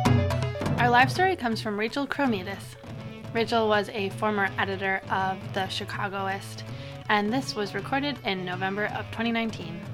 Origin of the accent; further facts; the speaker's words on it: Florida, United States; I'm from Florida